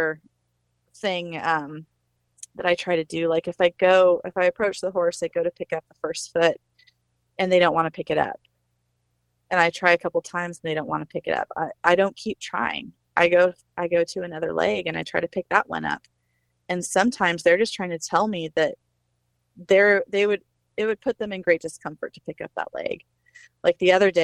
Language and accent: English; Northwest Arkansas, United States; I'm some nobody from Northwest Arkansas